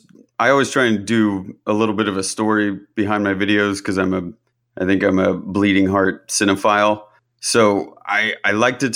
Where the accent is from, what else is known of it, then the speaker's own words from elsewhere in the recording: Kansas, United States; moved away as an adult; now in New York City, United States; I'm originally from Kansas. {S2} I got it right. {S4} Yes, you did. I grew up in a really small town just outside of Kansas City.